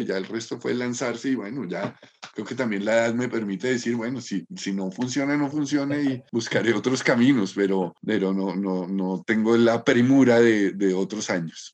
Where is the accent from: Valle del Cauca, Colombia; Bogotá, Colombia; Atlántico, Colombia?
Bogotá, Colombia; Yo me siento muy bogotano, no, no siento que sería otro si no, si no hubiera nacido y me hubiera criado y hubiera vivido en Bogotá